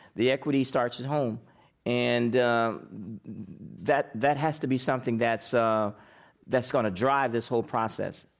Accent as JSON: {"language": "English", "region": "Indiana", "country": "United States", "moved": "yes", "lives_now": "San Francisco, United States", "said": "I'm from Indiana"}